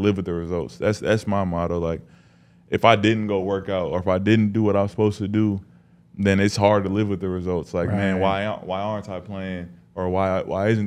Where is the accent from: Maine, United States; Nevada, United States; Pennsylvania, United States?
Nevada, United States; Las Vegas; moved away as an adult; also born or lived in Spokane, Washington; now in Denver, United States; I'm from Vegas